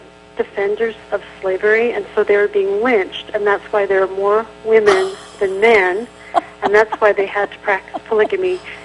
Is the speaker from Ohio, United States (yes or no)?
no; Utah, United States; I have born and raised in Utah County and fifth generation Mormon